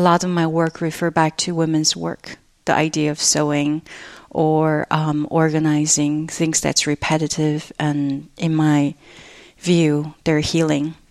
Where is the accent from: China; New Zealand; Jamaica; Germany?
China; moved away; my cultural memory growing up in China